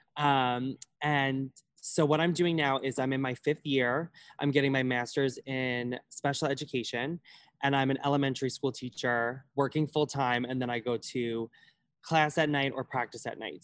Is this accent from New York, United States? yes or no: yes; Holbrook, New York, United States; I am from Long Island, New York, like more specifically Suffolk County, Holbrook